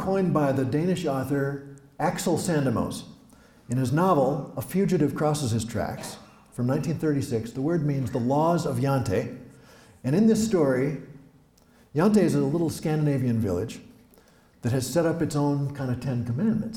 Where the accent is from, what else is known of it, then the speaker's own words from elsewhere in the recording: Osakis, Minnesota, United States; accent: Midwestern; I'm from here. I'm from Osakis, from West Central Minnesota. I write in a Midwestern voice